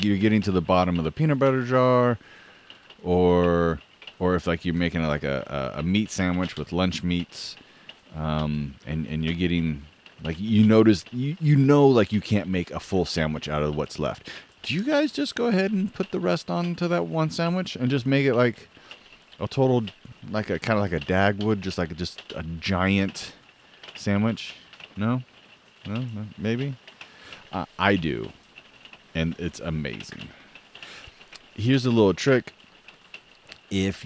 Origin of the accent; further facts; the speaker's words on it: the Northwest, Pacific Northwest, United States; I'm from the Northwest